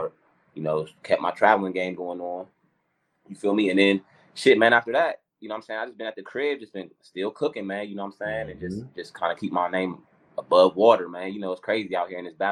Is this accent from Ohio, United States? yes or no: yes; Columbus, Ohio, United States; also born or lived in Raleigh, North Carolina; out of Columbus, Ohio, man. You know, by way of Raleigh, NC